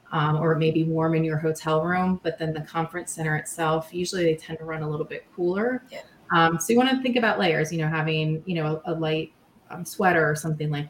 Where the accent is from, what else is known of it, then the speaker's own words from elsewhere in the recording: Maryland, United States; I grew up in Maryland